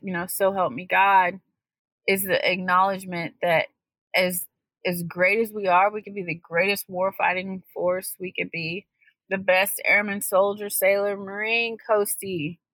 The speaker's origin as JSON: {"language": "English", "country": "United States", "said": "We are American today"}